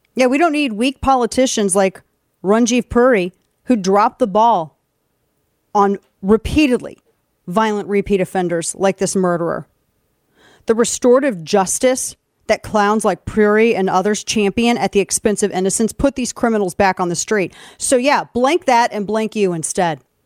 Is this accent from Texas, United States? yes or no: no; St. Louis, Missouri, United States; moved away; my hometown in Saint Louis